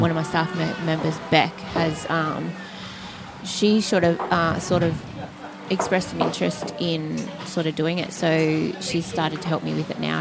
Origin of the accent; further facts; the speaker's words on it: Sydney, New South Wales, Australia; moved away as an adult; now in Newcastle, Australia; I'm from Sydney